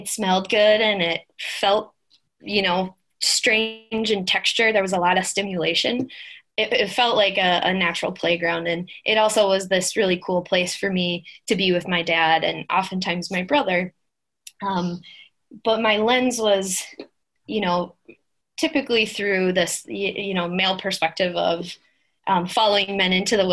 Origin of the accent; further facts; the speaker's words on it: Minnesota, United States; I'm from Minnesota, born and raised